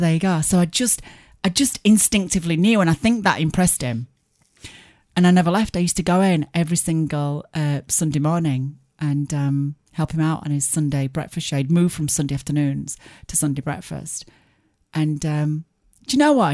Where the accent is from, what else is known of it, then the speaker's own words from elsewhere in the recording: Barnsley, Yorkshire and the Humber, United Kingdom; my hometown of Barnes